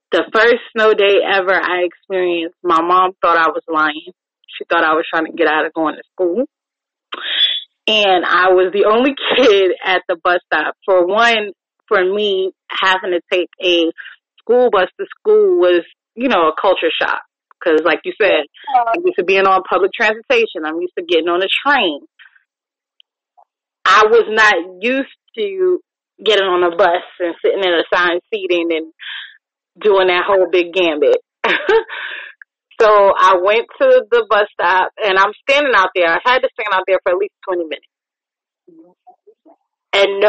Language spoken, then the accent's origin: English; New York, United States; now in Virginia, United States; I miss the snow that I grew up with in New York.